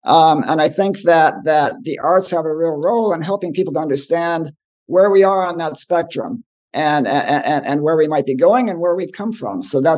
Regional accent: California, United States; I grew up in Southern California

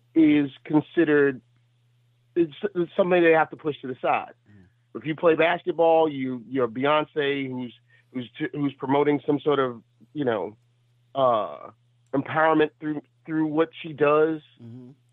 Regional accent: New York City, New York, United States; I'm still from Brooklyn

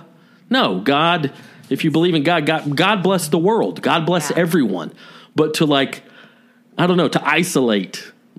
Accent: the South, United States; I'm proud to be from the South

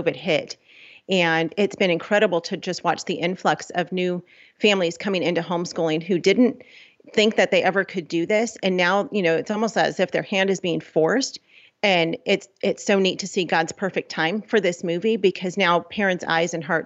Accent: Los Angeles, California, United States; We're from Los Angeles.

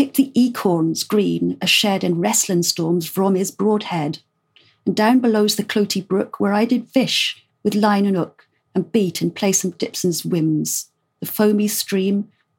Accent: South West England, United Kingdom; I'm Cornish myself, even though I completely lost the accent.

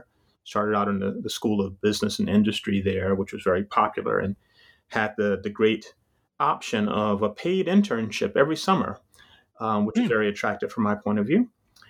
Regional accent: Jacksonville, Florida, United States; also born or lived in Vienna, Georgia; So I was born in Jacksonville, Florida. Well, not exactly. Actually, strictly speaking, I was born in rural Southwest Georgia, in a very small town of Vienna, Georgia, as they would call it. But mostly raised in Jacksonville, Florida.

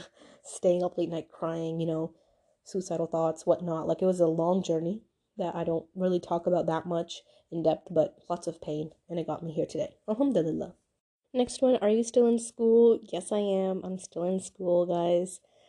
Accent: Pakistan; I'm Pakistani, but you know, then that means you have to be somewhere in STEM.

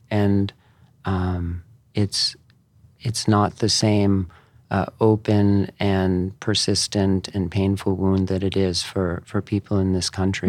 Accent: East Coast, United States; moved away; I grew up on the, on the East Coast

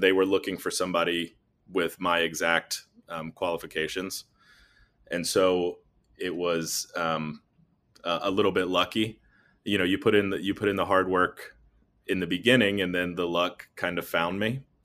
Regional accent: North Carolina, United States; moved away as an adult; also born or lived in Nashville, Tennessee / Columbus, Ohio; I'm from North Carolina originally

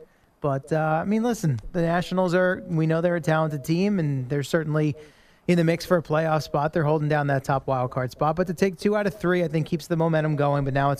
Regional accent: Northern Virginia, United States; also born or lived in Queens, New York; I originate from Queens, right? So I was born in Queens. I lived there till I was four. We moved to Northern Virginia for my dad's job.

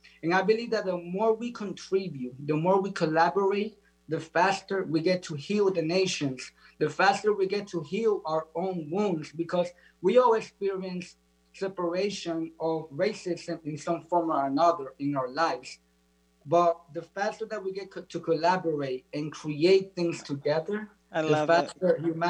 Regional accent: United States; And as a Dominican kid, I always grew up, you know, with Haitians as my neighbors. And we always had this separation just because of the color of our skin. We always had this separation of here in the United States, me growing up

